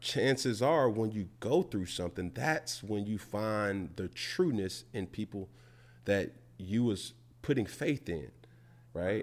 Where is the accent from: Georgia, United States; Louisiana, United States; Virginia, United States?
Georgia, United States; Atlanta; I'm from Atlanta